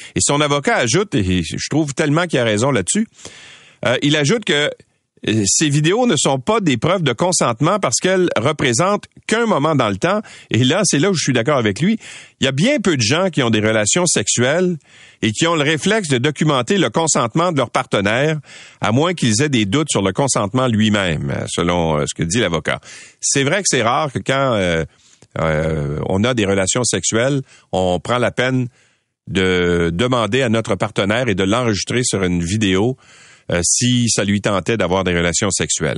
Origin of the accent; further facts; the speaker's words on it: Quebec, Canada; chez nous au Québec